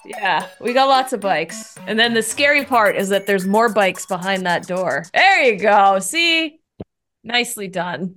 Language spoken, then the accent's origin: English; Canada; moved away as an adult; also born or lived in Toronto / New York / Los Angeles; now in San Francisco, United States; Yeah, so I'm a Canadian, so I grew up in Canada, but now I'm in the U S and I'm up here in San Francisco